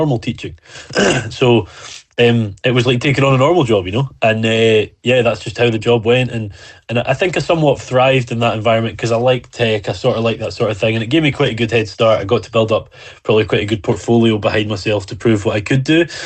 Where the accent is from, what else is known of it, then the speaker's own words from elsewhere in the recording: Isle of Arran, Scotland, United Kingdom; now in Dumfries, United Kingdom; I was from the Isle of Arran, which is absolutely true.